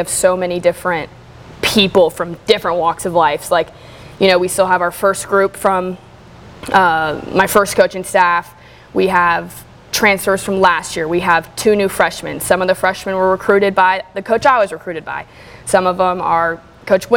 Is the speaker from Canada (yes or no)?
no; Charlotte, North Carolina, United States; now in Greenville, United States; growing up in Charlotte